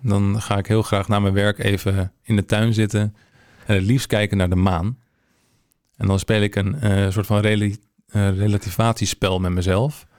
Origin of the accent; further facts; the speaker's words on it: Hensbroek, North Holland, Netherlands; moved away as an adult; also born or lived in Haarlem; now in Amsterdam, Netherlands; ik ben om mijn achttiende verhuisd naar ehm, Amsterdam vanuit Hensbroek. Ja? Ik kom uit de regio